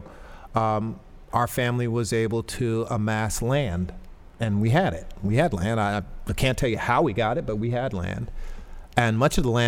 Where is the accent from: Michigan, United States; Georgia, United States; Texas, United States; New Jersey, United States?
New Jersey, United States; Paterson; I grew up in Patterson, born and bred here